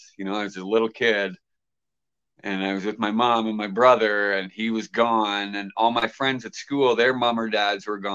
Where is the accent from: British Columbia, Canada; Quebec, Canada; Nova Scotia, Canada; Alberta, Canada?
Nova Scotia, Canada; Halifax; I grew up in Halifax